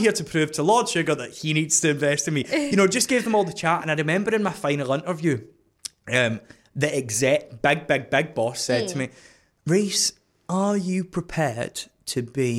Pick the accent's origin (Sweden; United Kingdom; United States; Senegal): United Kingdom; Scotland; I'm from Scotland